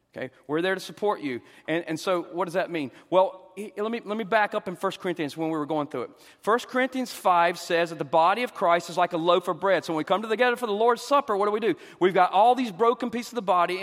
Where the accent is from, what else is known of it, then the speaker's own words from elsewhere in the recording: the South, United States; I'm a Southerner